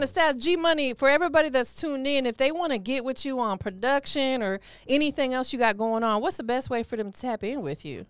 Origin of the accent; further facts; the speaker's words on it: Tampa, Florida, United States; also born or lived in Cleveland, Ohio; I'm from Tampa